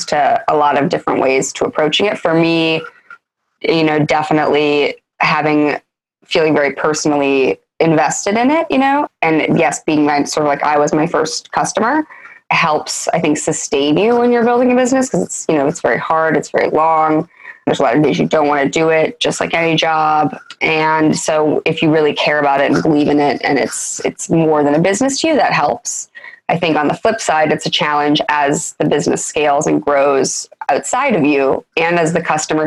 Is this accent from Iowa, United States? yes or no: yes; Iowa, United States; moved away as an adult; also born or lived in New York; I'm originally from Iowa